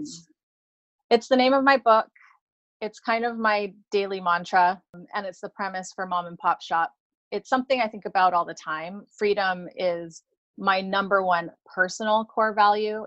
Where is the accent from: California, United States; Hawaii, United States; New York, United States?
Hawaii, United States; I grew up in Hawaii